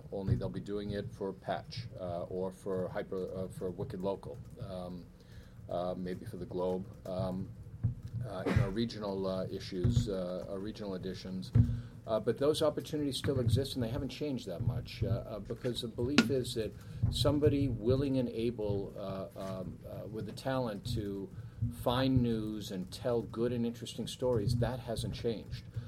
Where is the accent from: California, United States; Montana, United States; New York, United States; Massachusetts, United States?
Massachusetts, United States; Weymouth; I come from Weymouth